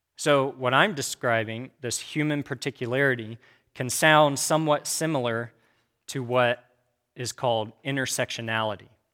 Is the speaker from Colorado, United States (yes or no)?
no; Kansas, United States; also born or lived in Abilene, Texas; I was raised in Kansas